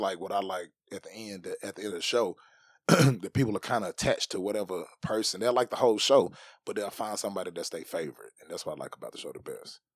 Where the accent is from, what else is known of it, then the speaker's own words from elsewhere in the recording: Tennessee, United States; I grew up in Tennessee